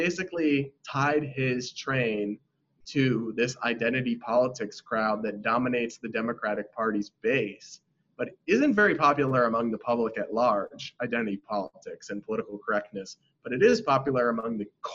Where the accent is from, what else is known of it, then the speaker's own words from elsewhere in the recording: Massachusetts, United States; I'm from Massachusetts. You can't find a bluer state.